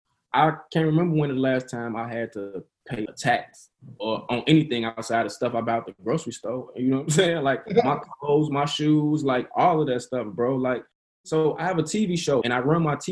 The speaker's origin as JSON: {"language": "English", "town": "Maywood", "region": "Illinois", "country": "United States", "tie": "born or raised there", "also_born_or_lived": "South Side of Chicago / Broadview", "said": "I'm from the south side of Chicago, the projects, you know what I'm saying? Like, I grew up poor shit, you know what I'm saying? I was raised in Maywood"}